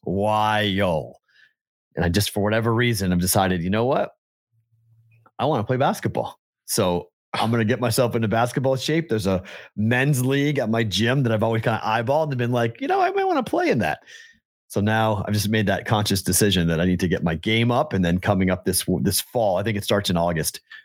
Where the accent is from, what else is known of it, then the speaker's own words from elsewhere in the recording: New England, United States; I'm from New England